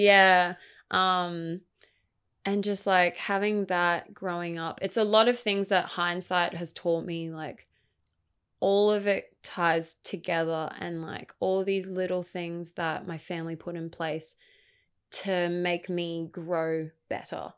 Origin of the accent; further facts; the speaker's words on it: Gold Coast, Queensland, Australia; also born or lived in Brisbane; I grew up on the Gold Coast, um, I've lived here pretty much all my life besides a short stint in Brisbane